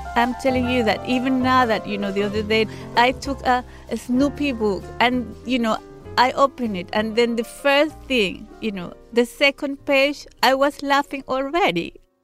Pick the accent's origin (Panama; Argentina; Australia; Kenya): Panama; English is a second language; moved away as an adult; also born or lived in London, United Kingdom